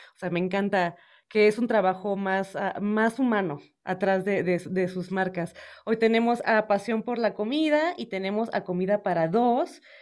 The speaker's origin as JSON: {"language": "Spanish", "town": "Puerto Peñasco", "region": "Sonora", "country": "Mexico", "moved": "yes", "lives_now": "Mexico City, Mexico", "said": "yo soy norteña, soy de Puerto Peñasco, Sonora, ya soy guacha, ya llevo muchos años acá en la Ciudad de México"}